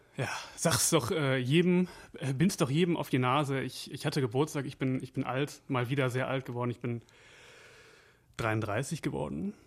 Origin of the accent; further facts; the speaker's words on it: Wevelinghoven, North Rhine-Westphalia, Germany; Ich komme ja aus, aus Weflinghofen